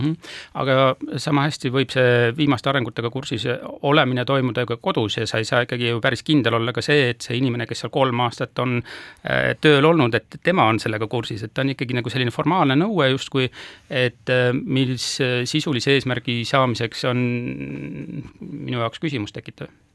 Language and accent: Estonian; Haapsalu, Lääne County, Estonia; ma olen Haapsust pärit